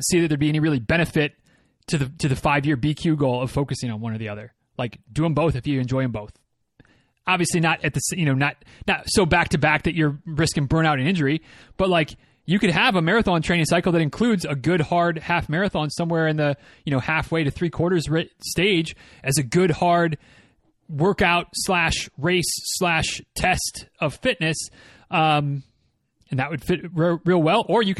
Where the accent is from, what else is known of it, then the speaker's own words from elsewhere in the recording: Michigan, United States; now in Florida, United States; I grew up, as many of you know, I grew up in Northern Michigan.